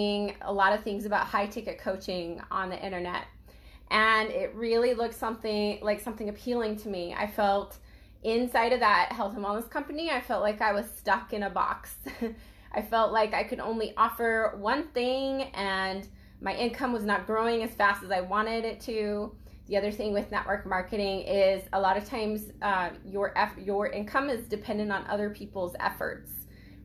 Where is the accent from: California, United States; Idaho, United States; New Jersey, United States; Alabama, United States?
Idaho, United States; I grew up in Idaho